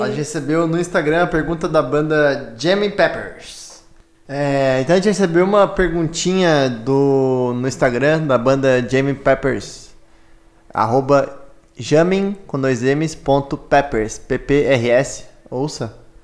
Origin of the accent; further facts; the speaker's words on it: Criciúma, Santa Catarina, Brazil; moved away; eu sou de Criciúma